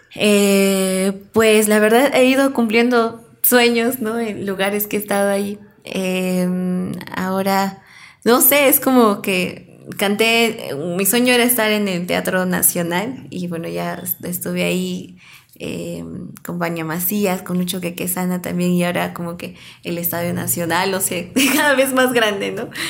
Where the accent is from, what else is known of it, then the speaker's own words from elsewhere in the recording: Peru; como peruanos